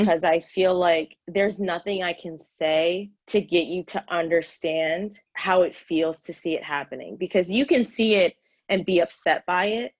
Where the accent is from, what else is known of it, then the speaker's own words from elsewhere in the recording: Frederick, Maryland, United States; moved away as an adult; also born or lived in Washington, District of Columbia, United States; I hurried and moved back home to my hometown of Frederick, Maryland